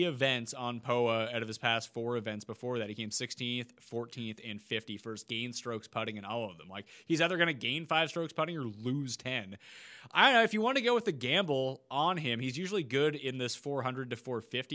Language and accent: English; Canada; being Canadian